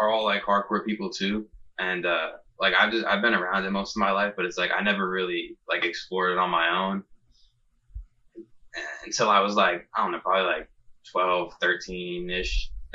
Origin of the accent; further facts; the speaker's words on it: Jersey Shore, New Jersey, United States; I'm from the Jersey Shore.